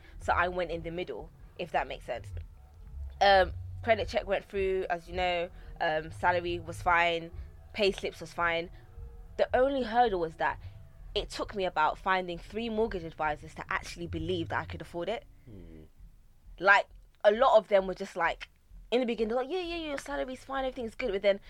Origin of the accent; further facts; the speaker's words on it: England, United Kingdom; No, I've never been. I'm very British. Mum and dad were born here. I've never been. I don't speak the language, neither did they. Well, my dad does. He's Ga. I'm Ga.